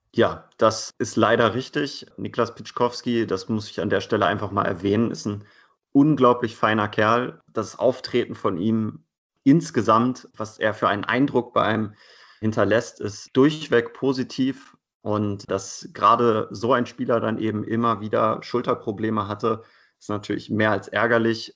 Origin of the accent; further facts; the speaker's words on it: Hanover, Lower Saxony, Germany; moved away as an adult; now in Leipzig, Germany; Ich komme ursprünglich aus Hannover, bin also quasi ein bisschen mit den Recken groß geworden